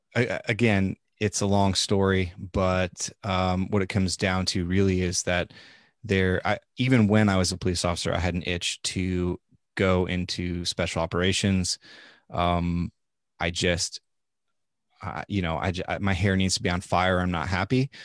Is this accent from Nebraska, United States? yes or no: yes; Nebraska, United States; moved away; I am from Nebraska. I am at least, as far as we can trace it back, about a seventh generation Nebraskan